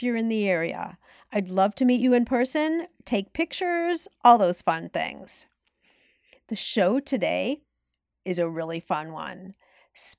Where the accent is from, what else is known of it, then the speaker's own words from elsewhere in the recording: Highland Park, Illinois, United States; also born or lived in Chicago; my hometown of Highland Park, Illinois